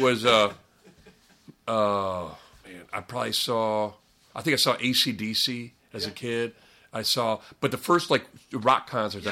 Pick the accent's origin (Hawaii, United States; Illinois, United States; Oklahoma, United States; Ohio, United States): Ohio, United States; Parma; I grew up in Parma, this town that everyone makes fun of.